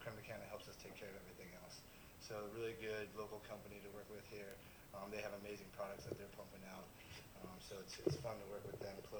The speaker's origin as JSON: {"language": "English", "area": "Santa Cruz County", "region": "California", "country": "United States", "tie": "born or raised there", "said": "I grew up with this guy and this guy. We grew up in Santa Cruz County, going to schools, sports together."}